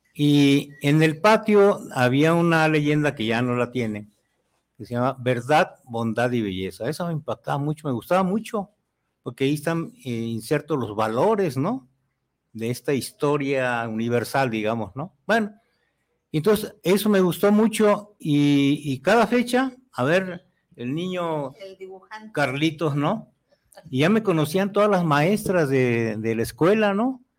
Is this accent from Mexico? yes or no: yes; Mexico City, Mexico; nací en la Ciudad de México, ¿no? Soy mexica, no, soy mexica. Chilango.